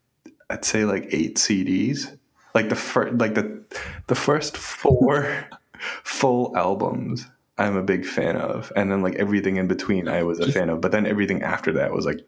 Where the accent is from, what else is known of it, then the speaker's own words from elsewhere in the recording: Boston, Massachusetts, United States; also born or lived in Revere, Massachusetts; I grew up in East Boston and Revere.